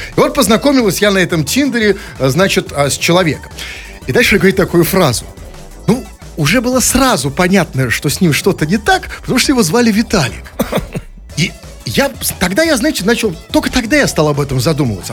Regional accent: Saint Petersburg, Russia; мы петербуржцы

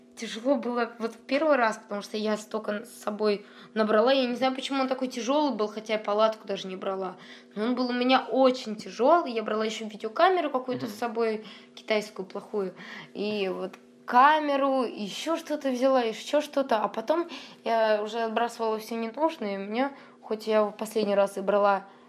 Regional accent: Saint Petersburg, Russia; я из Петербурга, но иду обратно с Владивостока домой.

